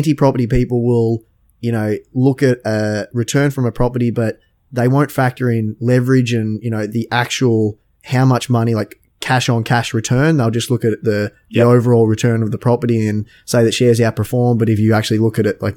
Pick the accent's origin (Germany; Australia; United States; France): Australia; Victoria; I'm actually from Victoria